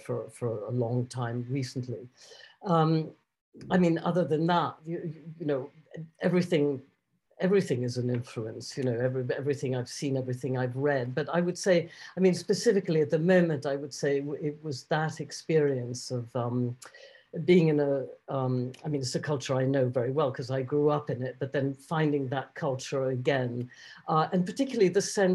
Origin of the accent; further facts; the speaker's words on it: Basque Country, Spain; moved away; I grew up in the Basque Country